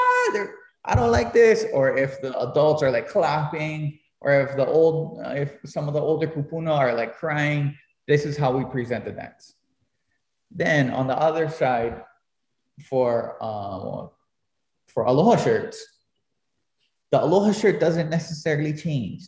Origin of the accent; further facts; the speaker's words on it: Hilo, Hawaii, United States; as a little kid growing up in Kaukaha